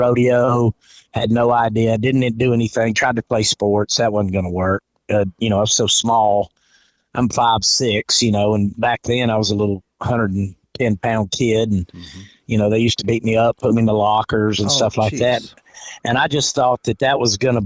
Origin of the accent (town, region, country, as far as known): Georgia, United States; born or raised there; also born or lived in Fort Walton Beach, Florida / Cave Spring, Georgia / Atlanta, Georgia / North Alabama; now in Florida, United States